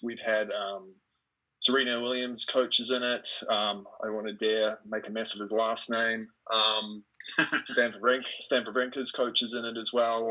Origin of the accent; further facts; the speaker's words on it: New Zealand; I was born in New Zealand, and so currently am in New Zealand